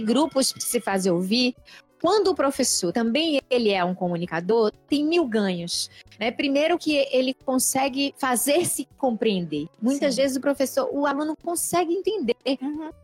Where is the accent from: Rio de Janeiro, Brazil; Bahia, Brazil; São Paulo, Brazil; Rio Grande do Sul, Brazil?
Bahia, Brazil; eu costumo usar um termo bem baiano, que é de onde eu venho